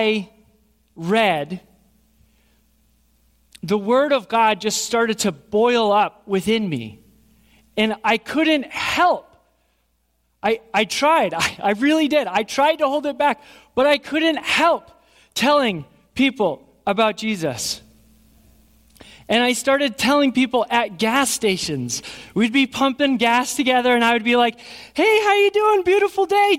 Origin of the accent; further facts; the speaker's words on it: Burnt Hills, New York, United States; also born or lived in Schenectady; I grew up in Burnt Hills here.